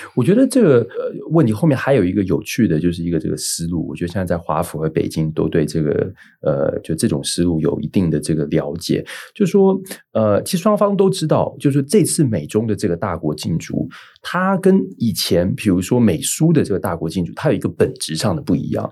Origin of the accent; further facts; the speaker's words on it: Taiwan; 我们是台湾这边